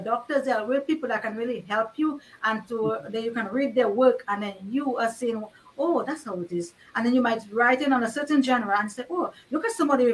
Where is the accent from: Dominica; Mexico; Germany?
Dominica; I grew up in Dominica